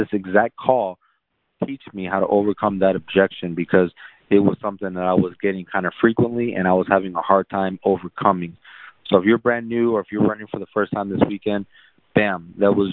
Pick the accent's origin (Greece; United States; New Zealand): United States; San Antonio, Texas; also born or lived in South Korea; I grew up in San Antonio